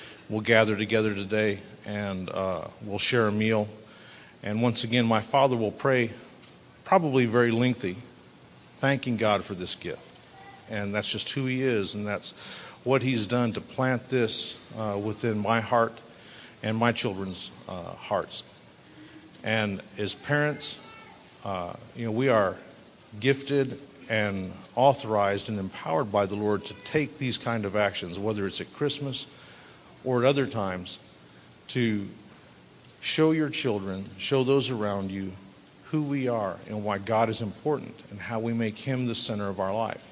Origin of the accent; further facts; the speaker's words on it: Abilene, Texas, United States; I grew up in Abilene, just down the road from here